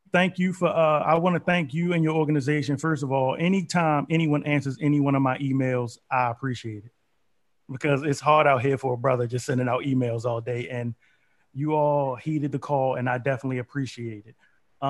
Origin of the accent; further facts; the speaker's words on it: Baltimore, Maryland, United States; now in Raleigh, United States; I will never be able to say I'm from Raleigh, North Carolina, because I isn't. I will never be from Raleigh. This is where I live. I'm from Baltimore.